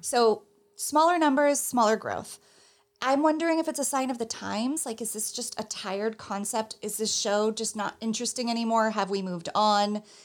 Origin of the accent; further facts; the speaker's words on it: New Jersey, United States; moved away as an adult; now in New York City, United States; I'm from New Jersey and have lived my adult life in New York City